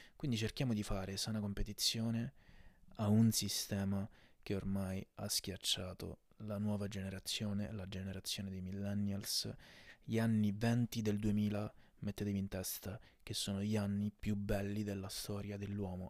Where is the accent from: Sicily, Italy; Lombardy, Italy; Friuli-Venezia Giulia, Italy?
Sicily, Italy; non so se si sente dall'accento, ma sono anche siciliano